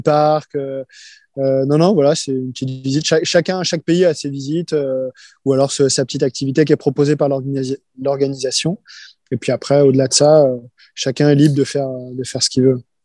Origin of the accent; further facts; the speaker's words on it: Rennes, Brittany, France; Je viens de Rennes